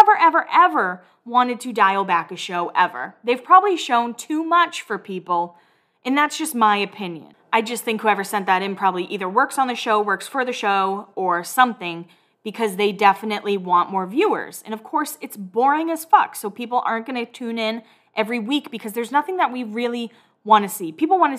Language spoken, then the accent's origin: English; Massachusetts, United States; I'm from Massachusetts